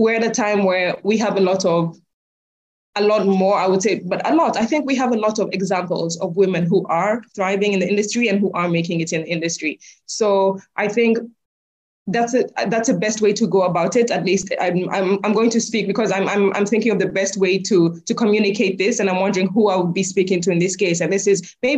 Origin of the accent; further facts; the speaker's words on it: Kenya; I'm proudly Kenyan